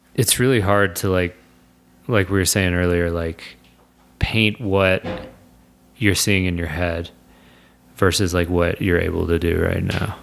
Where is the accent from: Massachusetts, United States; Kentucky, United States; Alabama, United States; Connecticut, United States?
Kentucky, United States; moved away; I'm from Kentucky